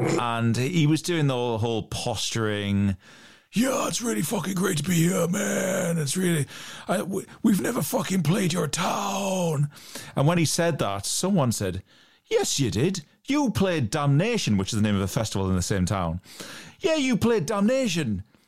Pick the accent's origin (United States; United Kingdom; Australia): United Kingdom; Newcastle upon Tyne, North East England; accent: Geordie; where I'm from is a place called Newcastle upon Tyne, and people from Newcastle are called Geordies. Mm-hmm. And whilst I kind of rein my accent in when I'm talking to people who aren't from Newcastle, we're known for having a very strong accent.